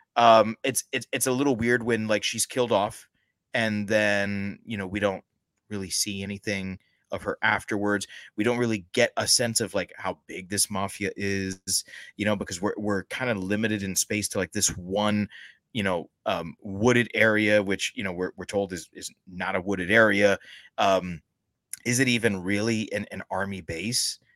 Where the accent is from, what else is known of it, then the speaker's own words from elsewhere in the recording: United States; as an American